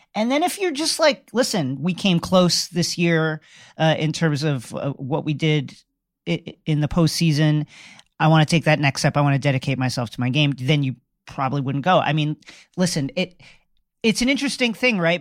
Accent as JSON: {"language": "English", "country": "United States"}